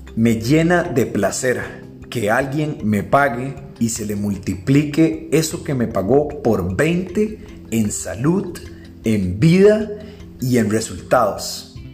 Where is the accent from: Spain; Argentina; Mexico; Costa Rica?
Costa Rica; yo pues soy de Costa Rica